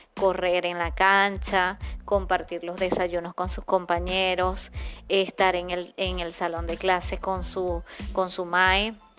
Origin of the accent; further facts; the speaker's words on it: Venezuela; nosotros tenemos ese privilegio como venezolanos